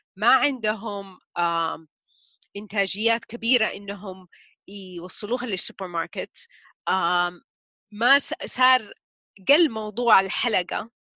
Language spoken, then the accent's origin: Arabic; Taif, Makkah Province, Saudi Arabia; جزء من طفولتي كلها في الطايف